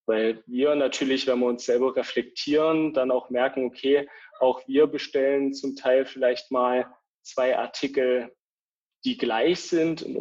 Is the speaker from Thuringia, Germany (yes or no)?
yes; small village near Eisenach, Thuringia, Germany; moved away as an adult; also born or lived in Dresden; Ich bin gebürtig aus Thüringen, kleinen Dorf in der Nähe von Eisenach, habe aber die letzten elf Jahre meines Lebens in Dresden verbracht dort studiert